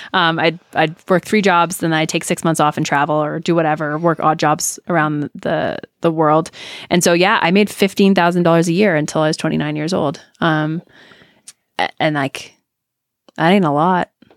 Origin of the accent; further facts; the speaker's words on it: Canada; I'm Canadian